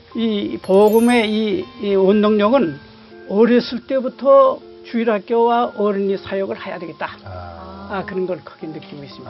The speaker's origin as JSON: {"language": "Korean", "town": "Sakju", "region": "North Pyongan", "country": "North Korea", "tie": "born or raised there", "also_born_or_lived": "Sonchon", "moved": "yes", "lives_now": "South Korea", "said": "우리 북한 평안북도 삭주라는 곳에서 제가 이제 자랐어요"}